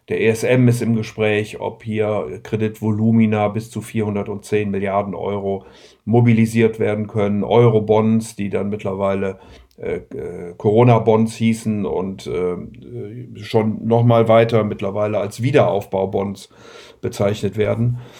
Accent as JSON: {"language": "German", "region": "Rhineland", "country": "Germany", "said": "und bin ja Rheinländer und möchte deswegen auch immer den Menschen ein bisschen Hoffnung am Ende geben"}